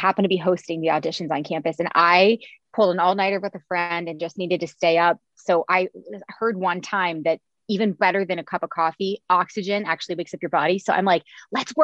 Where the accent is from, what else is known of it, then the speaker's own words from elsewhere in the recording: Cincinnati, Ohio, United States; I'm from Cincinnati, where I'm back living now